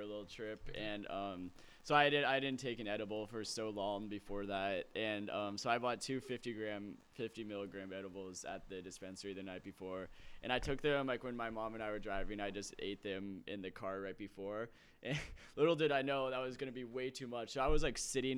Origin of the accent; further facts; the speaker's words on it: Lake Oswego, Oregon, United States; I grew up in Lake Oswego